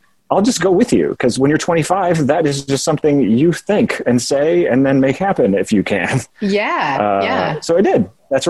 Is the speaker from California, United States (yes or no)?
no; Chicago, Illinois, United States; also born or lived in Nashville; now in Portland, United States; And I was like, yeah, I'm from Chicago.